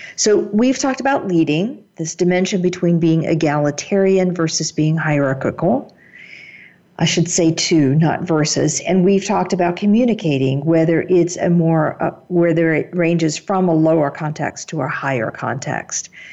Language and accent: English; United States; my German colleagues accuse me of being very direct as an American style